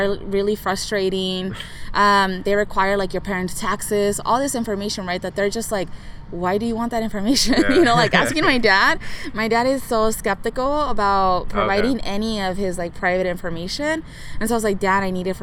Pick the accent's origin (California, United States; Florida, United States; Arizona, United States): California, United States; Santa Ana; born or raised there